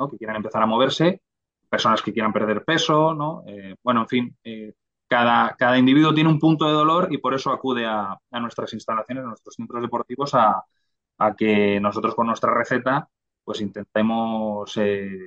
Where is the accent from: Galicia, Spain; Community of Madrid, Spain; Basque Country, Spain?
Community of Madrid, Spain; Madrid; also born or lived in Granada; porque yo soy de Madrid